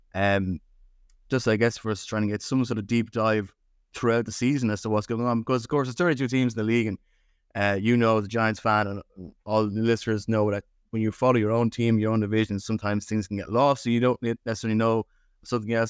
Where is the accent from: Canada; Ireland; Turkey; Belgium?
Ireland; as American football fans in Ireland